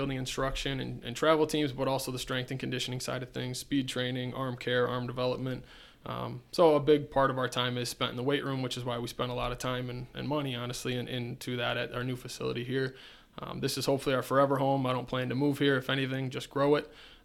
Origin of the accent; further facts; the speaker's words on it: Eden, New York, United States; So I'm from Eden, New York. Originally went to high school at Eden